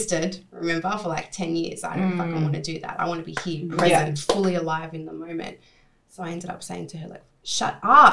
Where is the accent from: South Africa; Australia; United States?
Australia; Sydney, New South Wales; moved away as an adult; my hometown, let's say Sydney